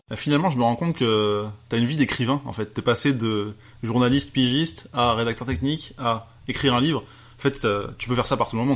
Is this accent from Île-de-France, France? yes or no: yes; Paris, Île-de-France, France; en tant que petit Français renfermé, euh, parisien